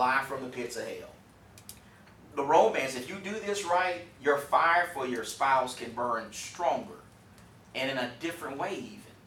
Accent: Texas, United States; I'm from Texas

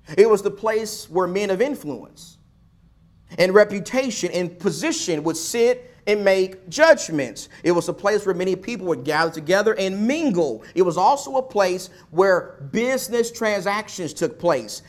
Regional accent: Texas, United States; my home state of Texas

